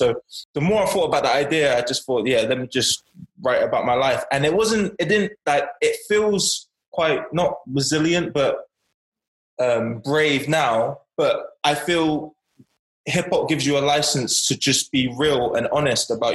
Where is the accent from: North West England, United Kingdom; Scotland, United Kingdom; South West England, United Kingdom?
South West England, United Kingdom; Bournemouth; also born or lived in Hackney, London; fostered in Bournemouth from 8 years old.